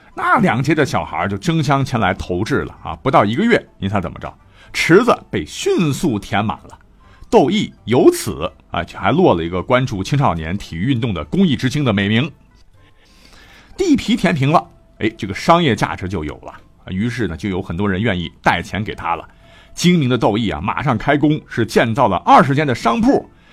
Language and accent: Chinese; China; 我们中国人